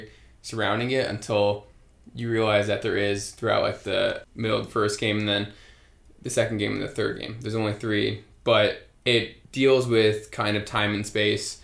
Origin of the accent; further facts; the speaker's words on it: Colorado Springs, Colorado, United States; moved away as an adult; Growing up in Colorado